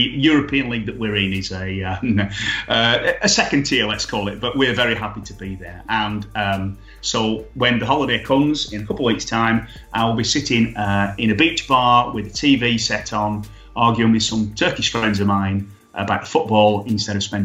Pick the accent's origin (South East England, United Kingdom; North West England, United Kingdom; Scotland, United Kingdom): North West England, United Kingdom; Burnley; my hometown, Burnley